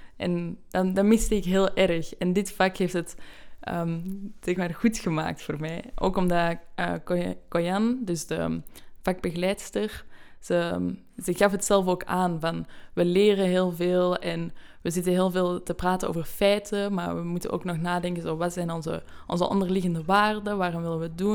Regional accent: Belgium; moved away as an adult; now in Amsterdam, Netherlands; Ik kom uit België

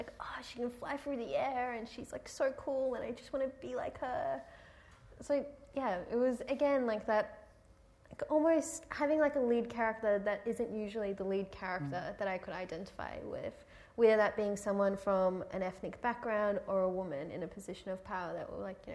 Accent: Iran; moved away; I was from Iran

